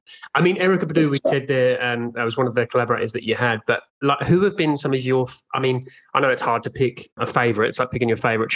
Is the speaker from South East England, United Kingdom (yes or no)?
yes; Brighton, South East England, United Kingdom; I'm from Brighton in the UK